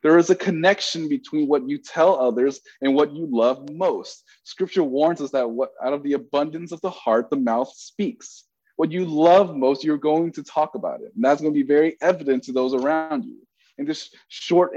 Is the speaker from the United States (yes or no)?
yes; Bay Area, California, United States; I'm from the Bay Area